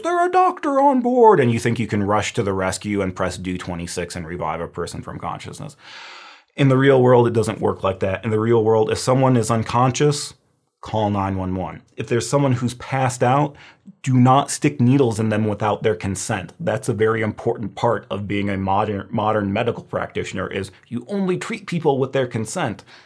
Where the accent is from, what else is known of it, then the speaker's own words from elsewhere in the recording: Midwest, Illinois, United States; I'm from the Midwest. We have a lot of deer